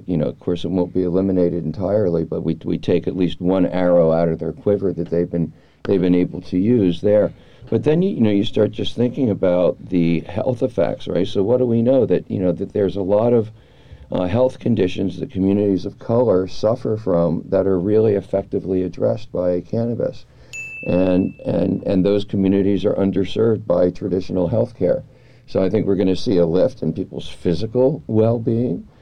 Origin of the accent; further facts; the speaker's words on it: Washington, District of Columbia, United States; now in California, United States; I grew up in Washington D.C.